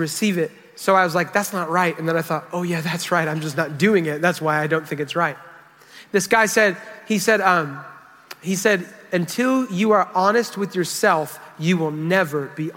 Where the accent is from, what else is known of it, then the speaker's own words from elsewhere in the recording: United States; We're from America